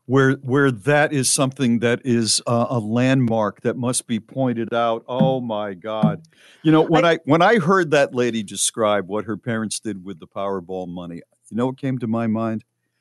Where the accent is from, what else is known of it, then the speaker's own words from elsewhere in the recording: New Haven, Connecticut, United States; also born or lived in Old Lyme, Connecticut; I'm from New Haven, and that's, you know, Yale is there, and it's a fairly good-sized, medium-sized city. You know, it's a city. But we lived in Old Lyme